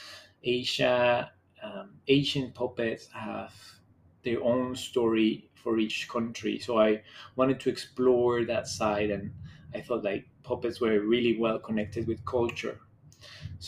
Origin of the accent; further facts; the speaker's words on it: Bogotá, Bogotá Capital District, Colombia; moved away as an adult; also born or lived in Thailand; now in Bangkok, Thailand; I am from Bogota, Colombia, which is a very diverse country.